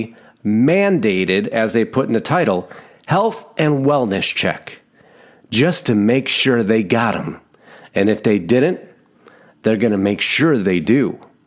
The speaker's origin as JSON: {"language": "English", "region": "Arizona", "country": "United States", "said": "my home state, Arizona"}